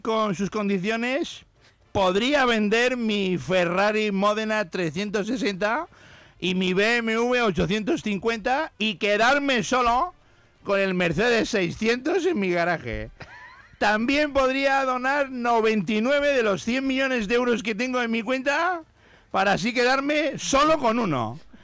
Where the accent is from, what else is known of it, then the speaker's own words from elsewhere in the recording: Jerez de la Frontera, Andalusia, Spain; nací en una, eh, en una clínica aquí en Jerez